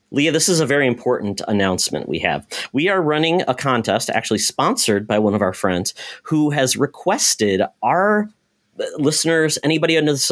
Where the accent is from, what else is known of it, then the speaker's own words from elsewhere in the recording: Michigan, United States; now in Minnesota, United States; I watched all that stuff and from my home in Michigan. So I'm practically Canadian. Right now, I'm lower Canada in Minnesota.